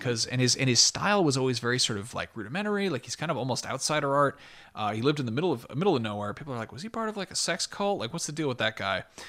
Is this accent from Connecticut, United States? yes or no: yes; Connecticut, United States; I grew up in Connecticut, and, like, my family's from there